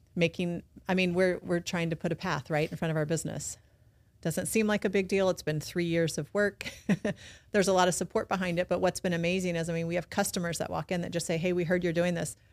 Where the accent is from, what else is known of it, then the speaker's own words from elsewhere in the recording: South Texas, United States; moved away as an adult; also born or lived in Los Angeles / San Diego; now in Baton Rouge, United States; I'm also from Texas, right? So I'm a public school person.